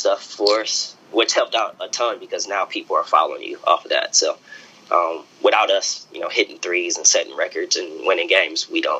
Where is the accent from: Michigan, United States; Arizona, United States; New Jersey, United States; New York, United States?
Michigan, United States; Detroit; moved away as an adult; I knew nothing about it growing up in Detroit.